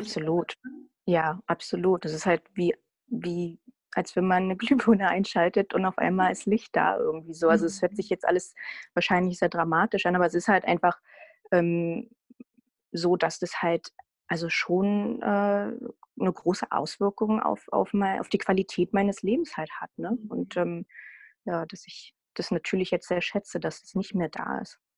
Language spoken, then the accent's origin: German; Berlin, Germany; ich komme aus Berlin und lebe in Berlin